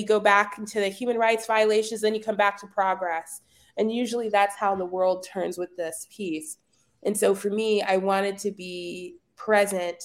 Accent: Dallas, Texas, United States; also born or lived in Boston; I was born and raised in Dallas, Texas, private school kid my whole life.

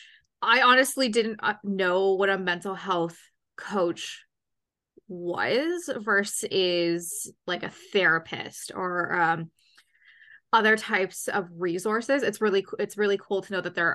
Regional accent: Ontario, Canada; so I live in Canada. I'm from Ontario.

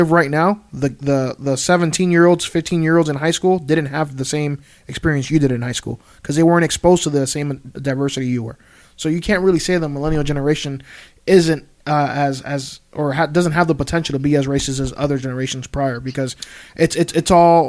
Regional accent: Florida, United States; We grew up in Florida

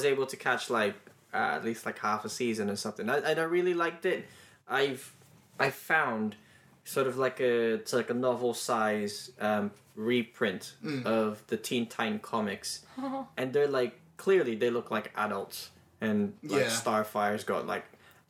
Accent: Australia; I'm Australian.

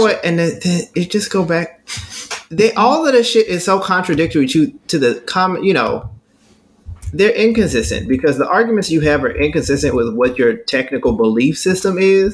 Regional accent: Texas, United States; I'm from Texas.

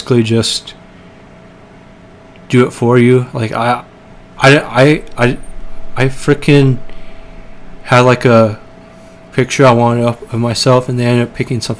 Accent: Portland, Oregon, United States; I'm from Portland

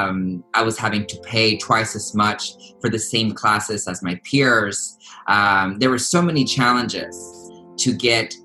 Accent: United States; also born or lived in Texas; Folks like me who came to this country at the age of 3 years old, I've grown up watching baseball games, eating hot dogs, pledging allegiance to the flag, singing the Star Spangled Banner

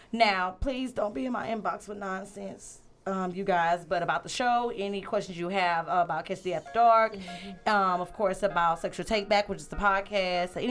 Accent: Louisiana, United States; And I am from Thank Louisiana.

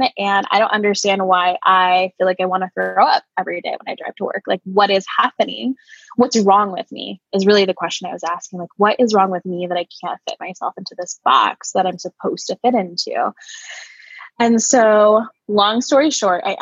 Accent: Connecticut, United States; moved away as an adult; now in Cleveland, United States; I'm originally from a state in the US called Connecticut

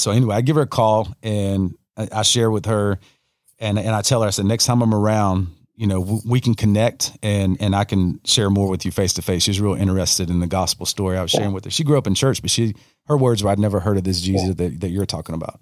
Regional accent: Newberry, Florida, United States; also born or lived in Gainesville, Florida; I'm born in Gainesville, raised in raised in Newberry

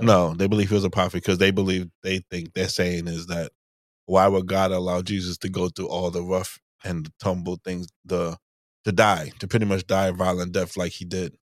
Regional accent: Bermuda; moved away; growing up in, in Bermuda, maybe growing up in Bermuda 'cause it's so small

